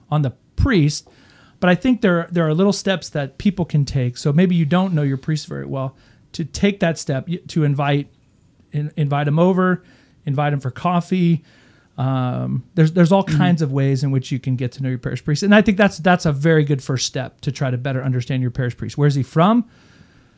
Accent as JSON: {"language": "English", "town": "Houston", "region": "Texas", "country": "United States", "tie": "born or raised there", "also_born_or_lived": "Kingwood, Texas", "moved": "as an adult", "lives_now": "Oklahoma, United States", "said": "I grew up in Houston, Texas, Kingwood, Texas"}